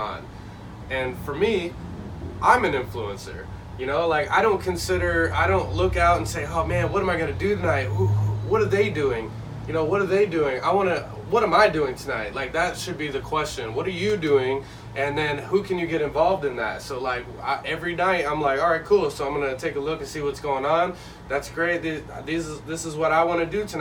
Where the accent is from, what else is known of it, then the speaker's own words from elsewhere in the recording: Indianapolis, Indiana, United States; moved away as an adult; also born or lived in Evansville, Indiana; now in Jacksonville, United States; I'm from Indianapolis, but I moved here from the third largest city in Indiana